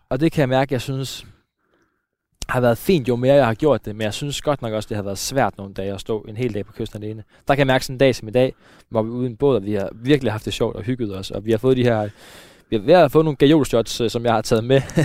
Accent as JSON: {"language": "Danish", "area": "Søhøjlandet", "region": "Central Denmark Region", "country": "Denmark", "tie": "born or raised there", "said": "omkring, hvor jeg er vokset op. Øh, vi er i Søhøjlandet et sted på en af de tusind søer, der er herude"}